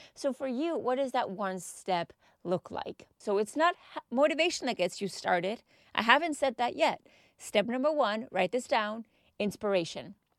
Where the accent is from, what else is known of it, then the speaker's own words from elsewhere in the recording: Texas, United States; now in United Kingdom; I am from Texas